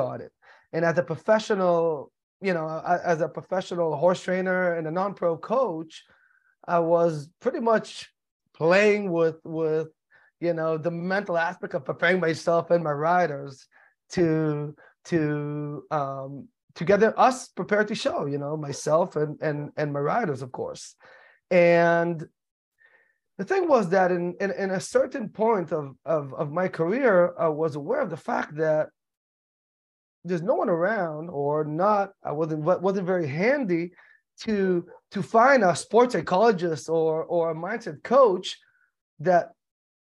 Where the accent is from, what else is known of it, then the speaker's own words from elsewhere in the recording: Israel; moved away as an adult; also born or lived in United States; I was born and raised in the United States, but in a very early age, I moved to the state of Israel